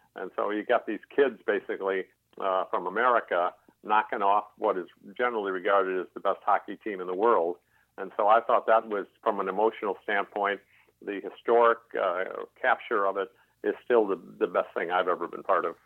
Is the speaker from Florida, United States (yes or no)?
no; Chicago, Illinois, United States; moved away as an adult; I grew up in Chicago, got an MBA from Loyola University in Chicago